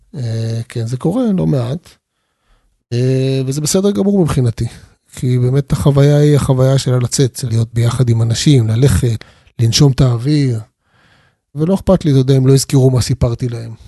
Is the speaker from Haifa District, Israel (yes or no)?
no; Arad, Southern District, Israel; אני יליד המדבר, נולדתי בערד. גדלתי שם